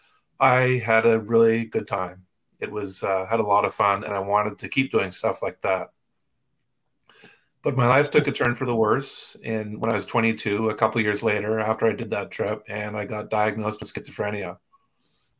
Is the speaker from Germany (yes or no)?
no; East Coast of Canada, Canada; I grew up in the East Coast of Canada